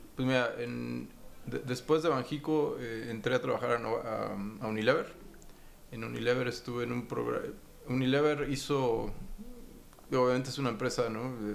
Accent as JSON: {"language": "Spanish", "region": "Mexico City", "country": "Mexico", "tie": "born or raised there", "also_born_or_lived": "Rotterdam, Netherlands / Panama", "said": "yo soy de México, soy mexicano, nací en la Ciudad de México en noviembre del 80"}